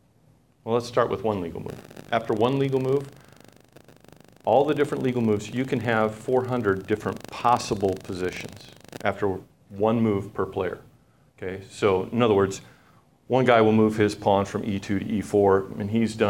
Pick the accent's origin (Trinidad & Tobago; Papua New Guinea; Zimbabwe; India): Papua New Guinea; Now, when I was growing up, I grew up in Papua New Guinea, which is a little nation north of Australia